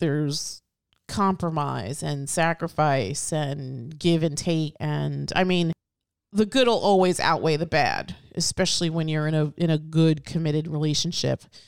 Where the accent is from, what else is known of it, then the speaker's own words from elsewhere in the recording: New York City, New York, United States; as a New Yorker born and, and, and raised, I've, I've always loved my city